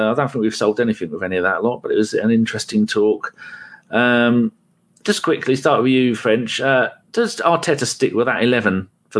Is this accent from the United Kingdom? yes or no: yes; England, United Kingdom; I'm English